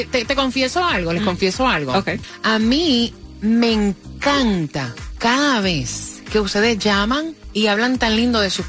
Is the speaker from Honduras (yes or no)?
yes; Honduras; Él es puertorriqueño y yo soy hondureña.